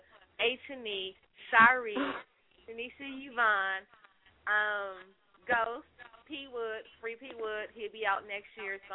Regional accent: Wisconsin, United States; I'm from Wisconsin.

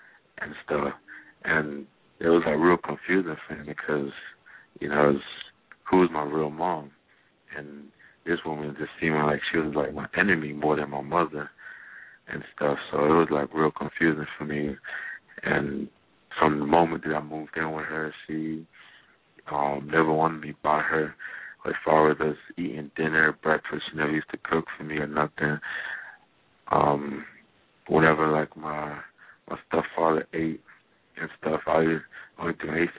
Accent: Jamaica; I grew up in Jamaica

